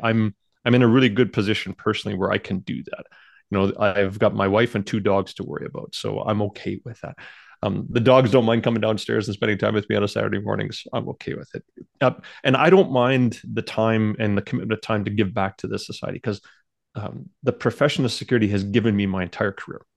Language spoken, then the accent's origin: English; Canada; I do feel honored being one of the, you know, one of the very few Canadians